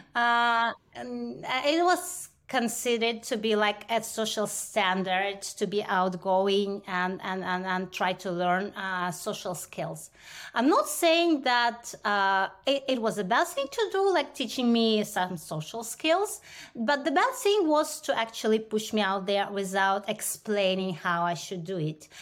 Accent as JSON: {"language": "English", "country": "India", "tie": "born or raised there", "moved": "yes", "said": "growing up in India"}